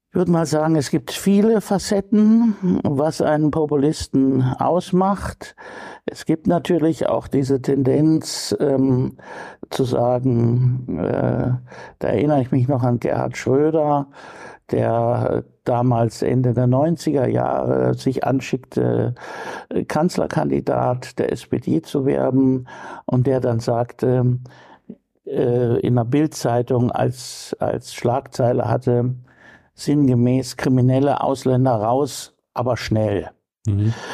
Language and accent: German; Coburg, Bavaria, Germany; moved away as an adult; also born or lived in Munich; now in Bremen, Germany; Coburg ist ja äh, nur ein ganz kleiner Teil Bayerns, meine Heimatstadt, in der ich aufgewachsen bin